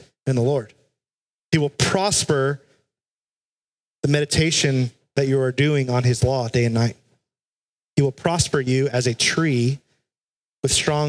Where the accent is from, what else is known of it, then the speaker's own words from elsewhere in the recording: South Texas, United States; When I was a kid, I grew up in South Texas